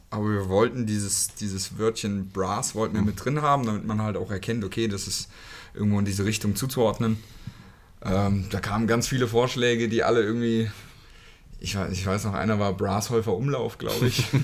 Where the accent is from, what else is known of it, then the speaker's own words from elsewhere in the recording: Hünfeld, Hesse, Germany; ähm, ja, komme auch aus einem Ortsteil, Malges. Ja. Und da aufgewachsen